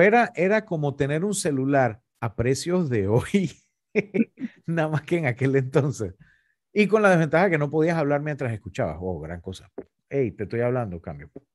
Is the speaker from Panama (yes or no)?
yes; Panama; nos afecta como panameños